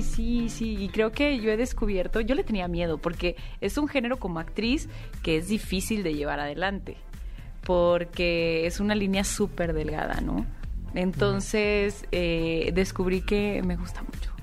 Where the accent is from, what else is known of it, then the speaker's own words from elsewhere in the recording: Monterrey, Nuevo León, Mexico; moved away as an adult; yo también soy de Monterrey y no, no había vuelto a trabajar allá. Yo empecé a hacer teatro allá en Monterrey